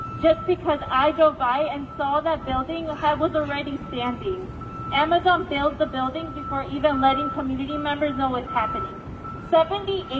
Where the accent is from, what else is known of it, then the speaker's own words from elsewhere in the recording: Chicago, Illinois, United States; I was raised on the Southwest Side in Brighton Park.